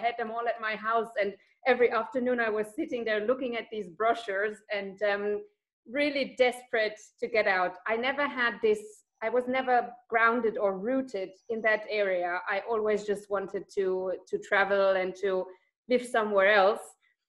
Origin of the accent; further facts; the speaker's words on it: Germany; English is a second language; moved away as an adult; also born or lived in Bern, Switzerland / Washington, D.C., United States / Bishkek, Kyrgyzstan; now in North Macedonia; I was actually born and raised in Germany in a very rural area, small town.